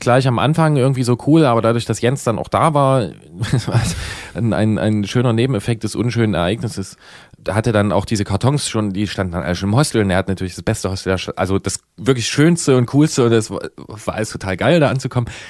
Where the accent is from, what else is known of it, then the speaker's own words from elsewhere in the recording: GDR, East Germany, Germany; wir sind alle geboren in der DDR